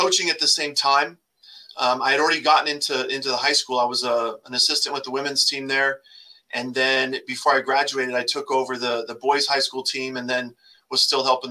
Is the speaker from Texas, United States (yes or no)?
no; Grand Junction, Colorado, United States; born or raised there; also born or lived in Hemet, California